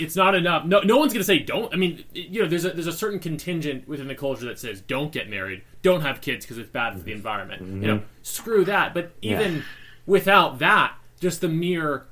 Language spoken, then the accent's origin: English; Syracuse, New York, United States; moved away as an adult; now in Los Angeles, United States; I grew up on the East Coast. I was born in Syracuse, New York